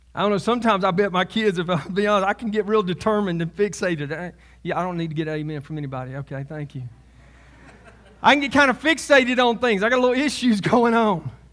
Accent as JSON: {"language": "English", "region": "Alabama", "country": "United States", "also_born_or_lived": "Selma, Alabama", "said": "I'm from Alabama"}